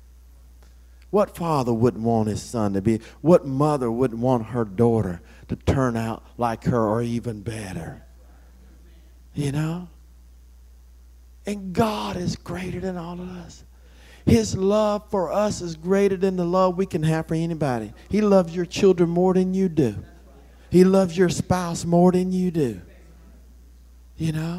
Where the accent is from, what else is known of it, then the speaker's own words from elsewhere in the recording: Florida, United States; I grew up in Florida